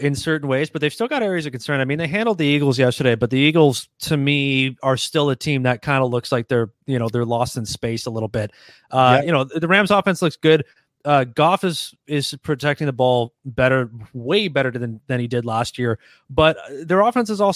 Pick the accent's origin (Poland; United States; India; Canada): Canada; Toronto, Ontario; now in London, Canada; I'm originally from Toronto. Okay. And I live a couple hours down the road now in London, Ontario